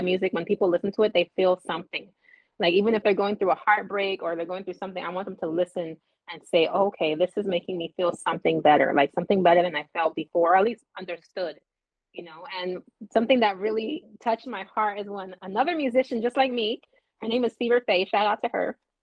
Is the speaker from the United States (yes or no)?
yes; Los Angeles, California, United States; I grew up in Los Angeles